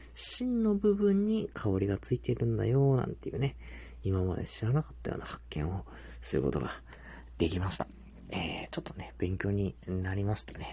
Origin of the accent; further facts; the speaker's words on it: Tohoku, Japan; moved away as an adult; also born or lived in Hokkaido; 僕はですね、えー、東北生まれで、まあ、その後大学からこう北海道で生活をしてた